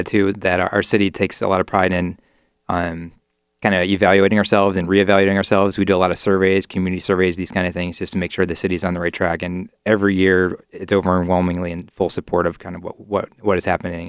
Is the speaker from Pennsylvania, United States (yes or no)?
no; near Cleveland, Ohio, United States; my hometown near Cleveland